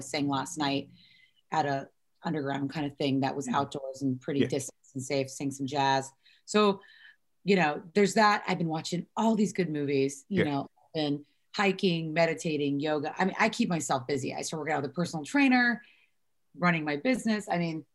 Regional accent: Vista, California, United States; moved away as an adult; now in Los Angeles, United States; I'm born and raised in San Diego Vista

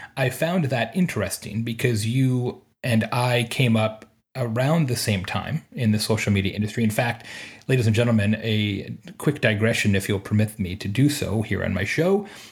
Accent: Bloomington, Indiana, United States; I am in Unionville, Indiana today, just outside my hometown of, uh, of Bloomington

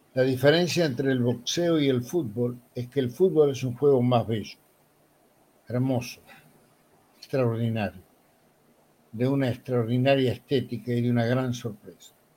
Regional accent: Buenos Aires, Argentina; also born or lived in Montevideo, Uruguay; yo nací en 1940, nací en Montevideo, pero muy pequeño viajé a Buenos Aires, mi familia me trajo a Buenos Aires, y vivíamos en una casa de inquilinato, acá se llama conventillo

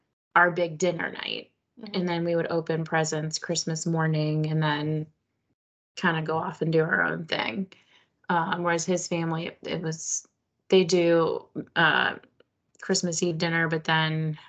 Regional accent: Miami, Florida, United States; we grew up in Miami

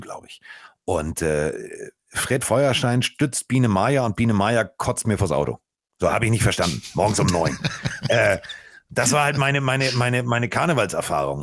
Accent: Hamburg, Germany; also born or lived in Cologne; Ich bin Hamburger durch und durch. Ich bin hier verwurzelt.

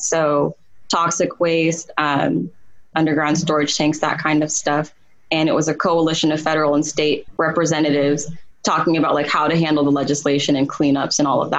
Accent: Sudan; now in United States; I was born in Sudan

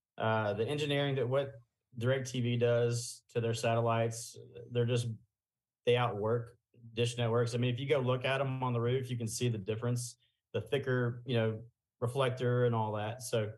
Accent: Alabama, United States

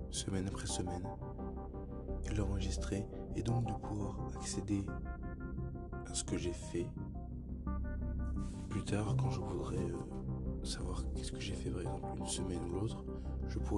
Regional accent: France; Je suis un Français de 17 ans.

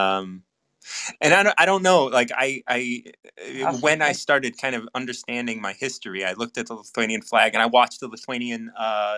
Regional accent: United States; I'm from the States

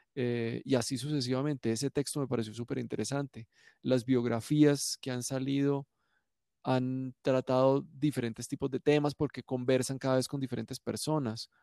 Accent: Cali, Valle del Cauca, Colombia; yo soy caleño

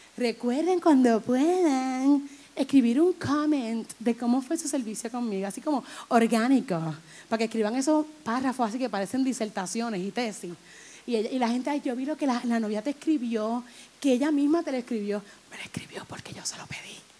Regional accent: Humacao, Puerto Rico; Si yo vivo ahí, yo nací ahí

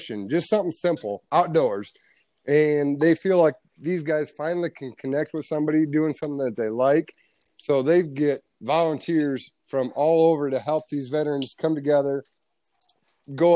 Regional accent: United States; as an American

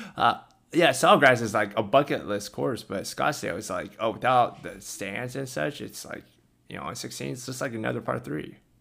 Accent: California, United States; I grew up in California

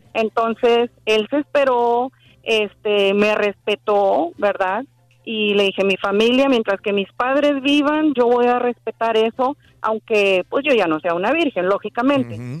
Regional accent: Mexico; moved away as an adult; now in United States; yo soy de México, pero pues ya tengo muchos años acá, tengo 23 años en Estados Unidos.

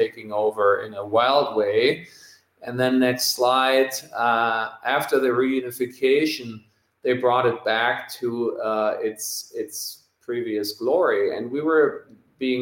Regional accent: Germany; the V-dub plant in my hometown where they make the current bus

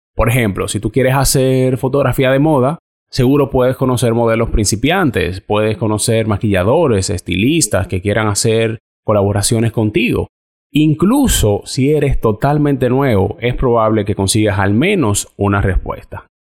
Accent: Dominican Republic; moved away as an adult; now in Canada; algunos de los fotógrafos con los que yo trabajo en mi país

